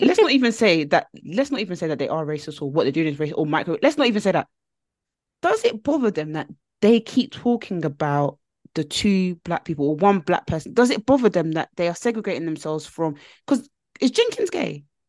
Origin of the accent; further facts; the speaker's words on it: United Kingdom; us as a British nation who work nine to five jobs